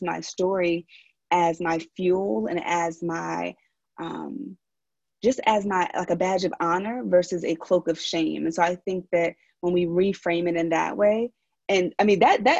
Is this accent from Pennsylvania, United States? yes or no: yes; Philadelphia, Pennsylvania, United States; accent: Philly; now in San Francisco, United States; from Philly. And so sometimes my little Philly accent comes out